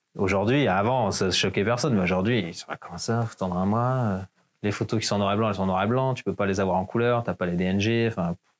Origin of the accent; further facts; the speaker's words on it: Hauts-de-Seine, Île-de-France, France; moved away as an adult; je viens de la banlieue de Paris, j'ai grandi là-bas, dans le 9-2, et euh, je me suis barré de Paname dès que j'avais 18 ans